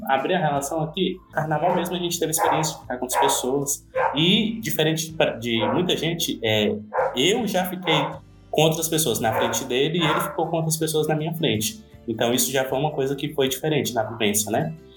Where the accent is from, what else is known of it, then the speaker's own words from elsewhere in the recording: Ceará, Brazil; sou uma pessoa do Nordeste, por exemplo, sou cearense, não estou ali no, Rio, no, Rio, no eixo Rio-São Paulo